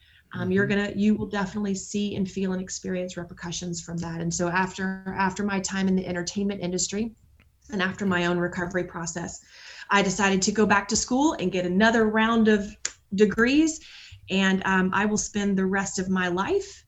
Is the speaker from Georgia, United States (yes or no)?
yes; Atlanta, Georgia, United States; now in Nashville, United States; I'm from Atlanta, Georgia, and moved to Nashville in 1998